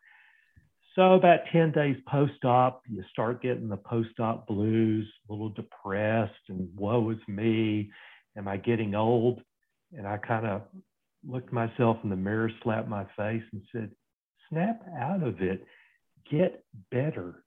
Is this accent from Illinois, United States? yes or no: no; Fort Worth, Texas, United States; I grew up in Fort Worth, Texas